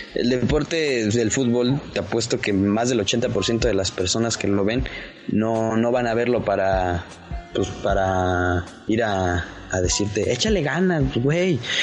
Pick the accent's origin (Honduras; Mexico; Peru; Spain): Mexico; Toluca, State of Mexico; Yo soy de Toluca